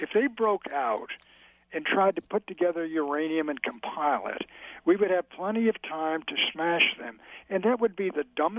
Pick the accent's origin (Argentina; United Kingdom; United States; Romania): United States; Washington, District of Columbia; It's my hometown, Sean. I grew up here. It was a nice town in the 40s during the war and after the war.